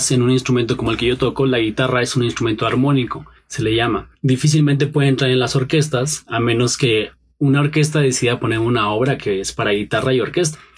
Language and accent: Spanish; Pachuca, Hidalgo, Mexico; born there; also born or lived in State of Mexico; now in Mexico City, Mexico; tengo 30 años, nací en la ciudad de Pachuca, en Hidalgo, eh, rápidamente me vine aquí a vivir al Estado de México primero